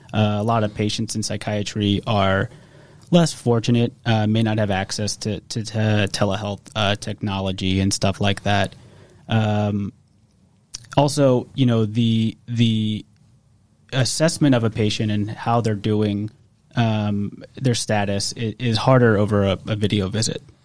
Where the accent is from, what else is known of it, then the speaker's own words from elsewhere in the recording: Metairie, Louisiana, United States; also born or lived in Kenner, Louisiana; I'm from New Orleans, from from Kenner and Metairie actually. Uh, I live in Metairie now.